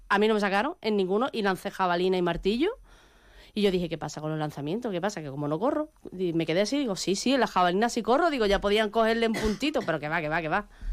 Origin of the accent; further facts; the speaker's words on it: Andalusia, Spain; yo soy la andaluza